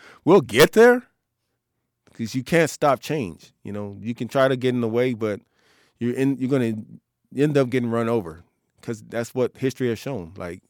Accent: United States; we're Americans. We grew up here in America. We have American tastes. We have we have American values

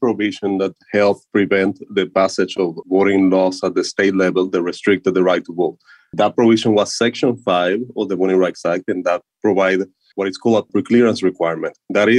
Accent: Puerto Rico; So I come from Puerto Rico, and Puerto Rico is one of the largest episodes of current disenfranchisement we have right now in the United States.

